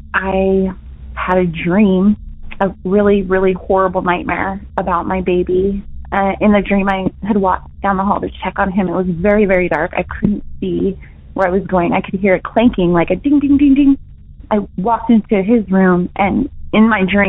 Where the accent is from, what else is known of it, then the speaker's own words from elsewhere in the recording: Utah, United States; I'm from Utah